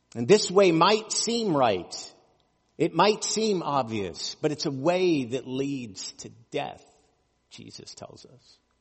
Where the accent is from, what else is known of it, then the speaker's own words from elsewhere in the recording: United States; As American Christians